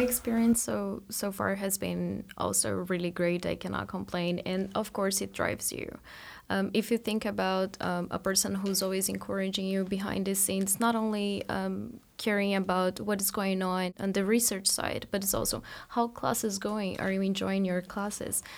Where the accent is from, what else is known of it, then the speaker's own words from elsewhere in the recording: Brazil; moved away as an adult; now in Marianna, United States; I am from Brazil, and at the end of my undergrad, I came to the U S